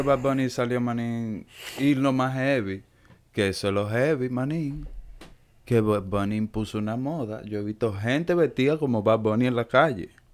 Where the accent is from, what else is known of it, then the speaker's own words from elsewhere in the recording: Dominican Republic; yo soy dominicano